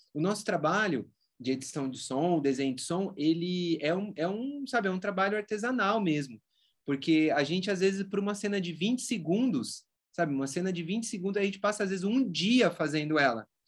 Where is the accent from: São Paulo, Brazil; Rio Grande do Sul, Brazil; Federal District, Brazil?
São Paulo, Brazil; Rio Claro; moved away as an adult; eu resolvi voltar aqui para o interior de São Paulo, então eu voltei para Rio Claro